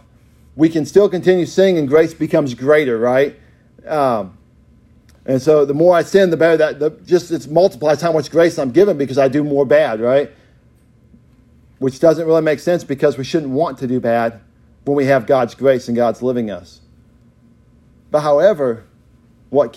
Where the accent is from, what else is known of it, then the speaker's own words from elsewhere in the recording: Oklahoma, United States; We are more than Okies.